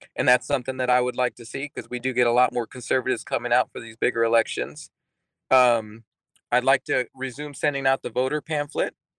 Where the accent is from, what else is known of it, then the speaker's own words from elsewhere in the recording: Texas, United States; moved away as an adult; also born or lived in England; now in Alaska, United States; I grew up in Texas